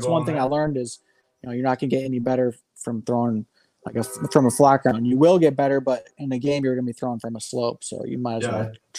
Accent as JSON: {"language": "English", "region": "Midwest", "country": "United States", "tie": "born or raised there", "said": "rather than a seasonal thrower like I have been growing up in the Midwest."}